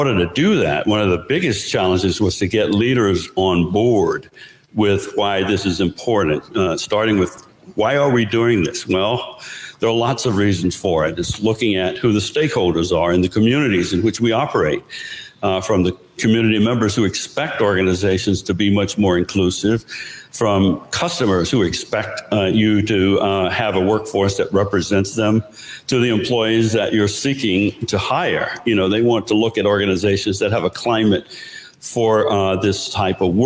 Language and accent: English; North Carolina, United States; moved away; I come from North Carolina. I grew up on a farm.